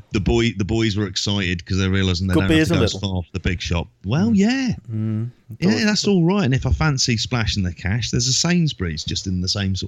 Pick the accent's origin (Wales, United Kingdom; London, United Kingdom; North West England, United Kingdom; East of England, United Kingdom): London, United Kingdom; moved away; also born or lived in Oxford; I'm from London. The only other major city I've ever lived in is Oxford.